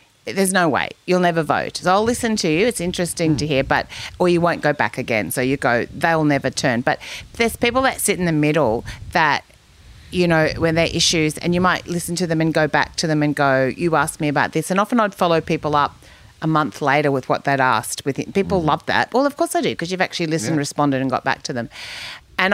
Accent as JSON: {"language": "English", "town": "Kingaroy", "region": "Queensland", "country": "Australia", "moved": "yes", "lives_now": "Mullumbimby, Australia", "said": "I come from Kingaroy, you know, Joe Bjelke Peterson's area"}